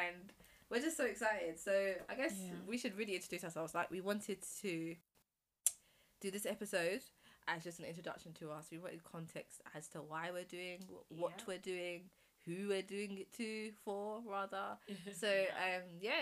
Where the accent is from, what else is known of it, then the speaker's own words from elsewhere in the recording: London, United Kingdom; I am from South London. Man's a South London girl, always has been.